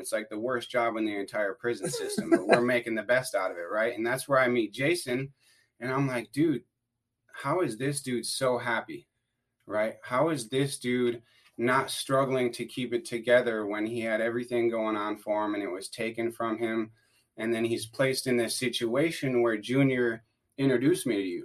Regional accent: Wisconsin, United States; I grew up in Wisconsin. I grew up in a little town called Rocktown

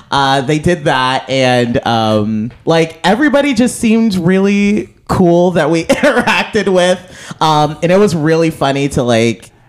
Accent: Midwest, United States; because we're both from the Midwest.

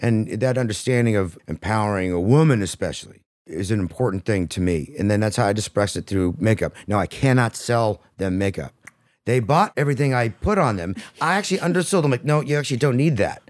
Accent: Modesto, California, United States; I grew up in Modesto, California

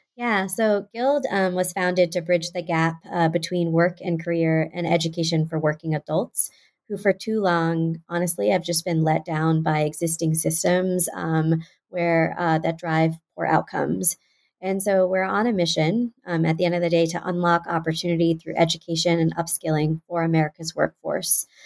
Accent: Houston, Texas, United States; moved away as an adult; also born or lived in Pennsylvania; was born and raised in Houston, Texas

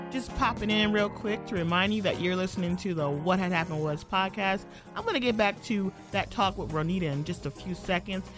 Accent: Cleveland, Ohio, United States; moved away; my hometown is Cleveland

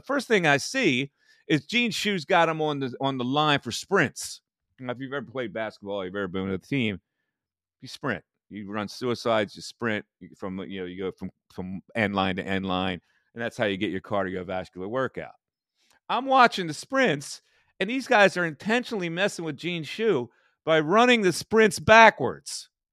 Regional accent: Bucks County, Pennsylvania, United States; the Bucks County Carrier Times, which was my hometown newspaper

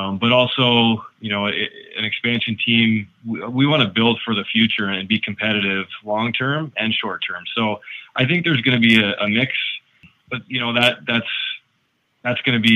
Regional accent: Peterborough, Ontario, Canada; also born or lived in Denver, Colorado; I'm from Peterborough

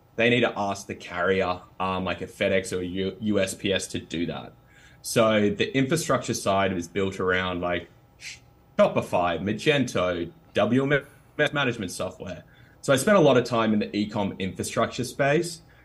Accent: Australia; accent: Australian; Australians, which is, you know, where my accent from

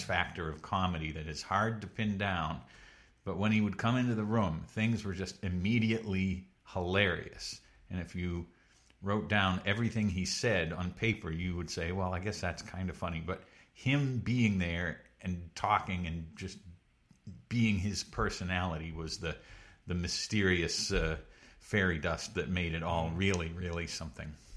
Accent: Pepperell, Massachusetts, United States; also born or lived in Connecticut; originally from, uh, semi-rural Massachusetts, a town called Pepperell

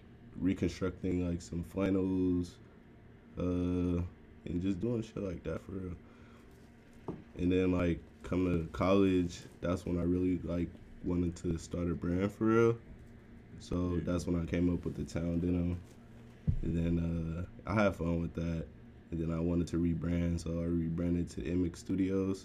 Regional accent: Oakland, California, United States; I'm from the Bay. I'm from Oakland specifically

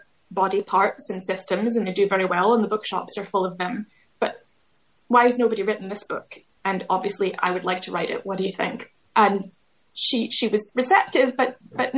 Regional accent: United States; moved away as an adult; also born or lived in Glasgow, United Kingdom; now in United Kingdom; I grew up in America

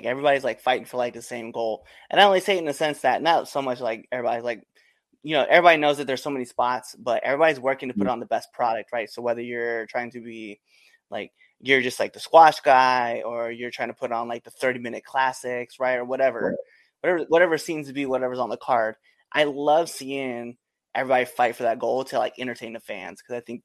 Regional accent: Baird, Nebraska, United States; moved away as an adult; now in Baltimore area, United States; I grew up from a small town as well, outside of this place called Baird, Nebraska

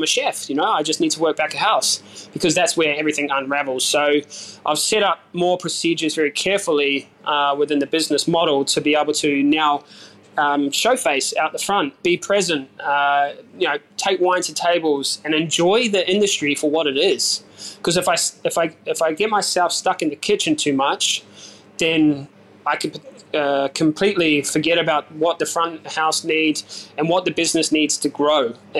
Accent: New Zealand; And I said, well, I'm a Kiwi.

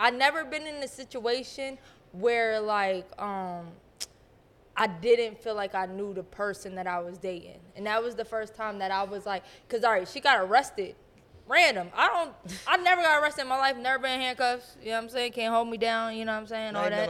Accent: Pennsylvania, United States; I came from Pennsylvania.

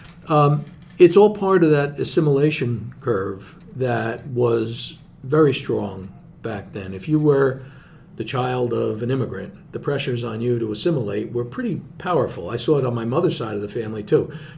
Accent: Nutley, New Jersey, United States; I grew up in Nutley with my mother's side of the family, which was Calabrese. My grandfather, who was the only grandparent that I really knew, my mother's father, came from Acre, Provincia di Cosenza

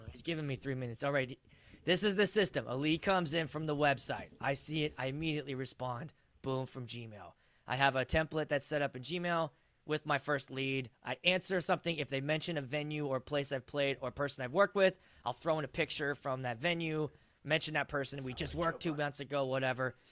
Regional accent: Pittsburgh, Pennsylvania, United States; now in Minnesota, United States; I'm actually from the East Coast. I'm from Pittsburgh originally.

